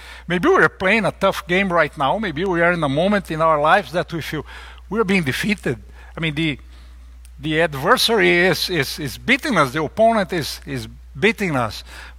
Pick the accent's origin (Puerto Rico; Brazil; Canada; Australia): Brazil; You guys know I'm from Brazil, and I'm a big soccer fan, a horrible player, but a big fan.